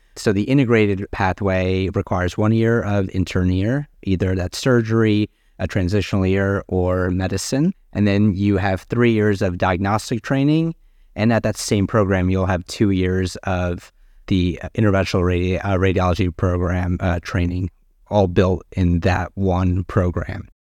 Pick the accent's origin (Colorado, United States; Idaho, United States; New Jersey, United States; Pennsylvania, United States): New Jersey, United States; moved away as an adult; also born or lived in Boston; now in Washington, D.C., United States; I was born and raised in New Jersey